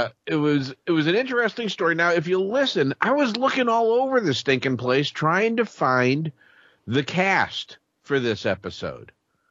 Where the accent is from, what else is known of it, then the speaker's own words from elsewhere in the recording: Peoria, Illinois, United States; because I'm from Peoria.